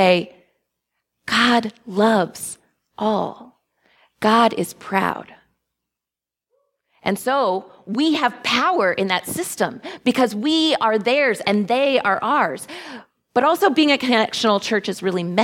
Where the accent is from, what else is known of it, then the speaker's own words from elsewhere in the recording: Texas, United States; moved away; my home state of Texas